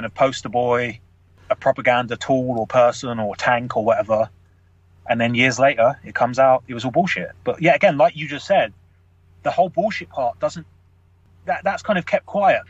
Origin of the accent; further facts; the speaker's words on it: London, United Kingdom; I grew up in London